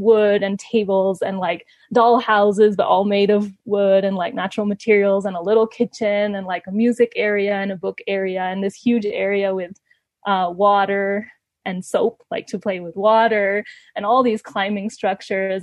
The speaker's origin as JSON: {"language": "English", "country": "Ecuador", "tie": "born or raised there", "also_born_or_lived": "Canada", "moved": "as an adult", "said": "I grew up in Ecuador"}